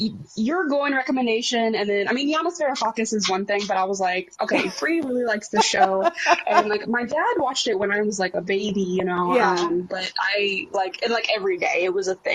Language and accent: English; Texas, United States; as a Texan, I gotta be like respectful to the people who enjoy guns